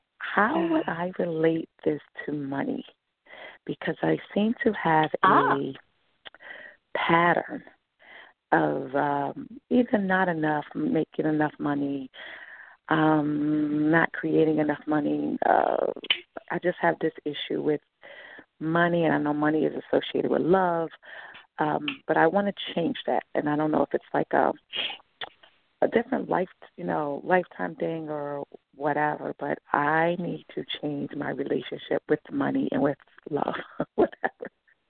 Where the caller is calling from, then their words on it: New York, United States; I'm calling from New York.